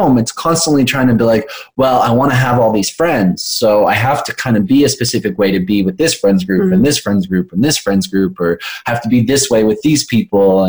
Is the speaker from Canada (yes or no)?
yes; Canada; we're Canadian